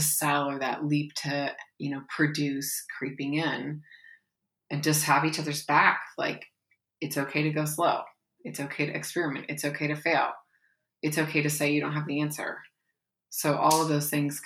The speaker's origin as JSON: {"language": "English", "region": "Pacific Northwest", "country": "United States", "moved": "yes", "lives_now": "Appalachia, United States", "said": "I'm from the Pacific Northwest, although I live in Appalachia now."}